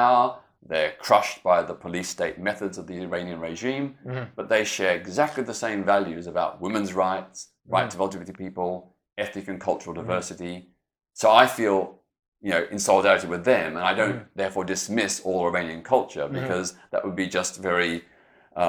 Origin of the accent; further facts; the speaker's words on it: Melbourne, Victoria, Australia; my hometown of Melbourne, Australia